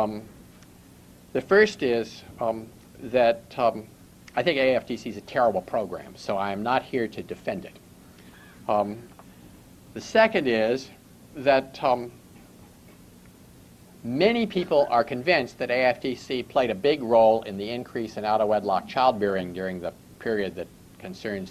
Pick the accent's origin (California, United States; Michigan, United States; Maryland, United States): Maryland, United States; Baltimore; going back to the late 1940s, when I was growing up in Baltimore.